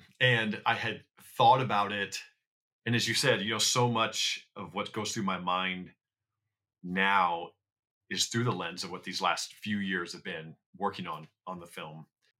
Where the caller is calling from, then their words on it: Los Angeles, California, United States; I am in Los Angeles, here at the end of this rainy, wet, cold period of time.